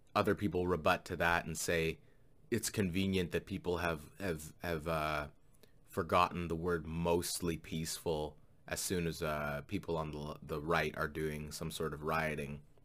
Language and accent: English; Canada; as a Canadian living right next to America